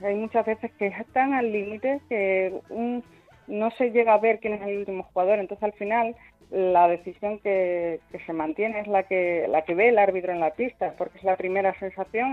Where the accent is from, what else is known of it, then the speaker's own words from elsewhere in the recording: Cáceres, Extremadura, Spain; yo soy de Cáceres